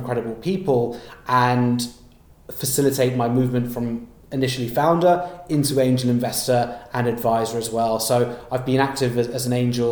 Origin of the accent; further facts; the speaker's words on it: London, United Kingdom; also born or lived in Nottingham; I was born and raised in London, and apart from studying in Nottingham for an undergraduate for 3 years, I've always been here